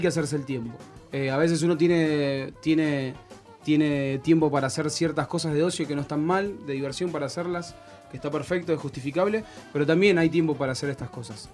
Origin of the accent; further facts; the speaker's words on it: Monte Grande, Buenos Aires Province, Argentina; El secundario lo hice acá en Monte Grande, en el colegio Alviar.